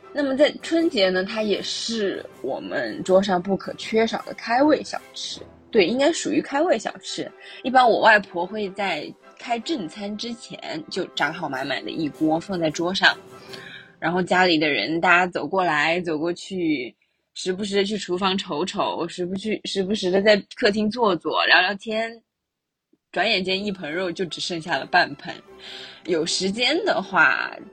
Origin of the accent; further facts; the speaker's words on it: Chengdu, Sichuan, China; moved away as an adult; now in United Kingdom; 是 K T V Advocation的助教老师，我来自四川成都